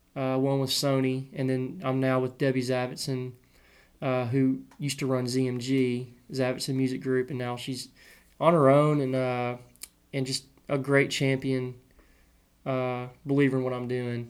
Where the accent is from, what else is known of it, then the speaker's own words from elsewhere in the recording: Clarksville, Tennessee, United States; I grew up in Clarksville, which is an hour from Nashville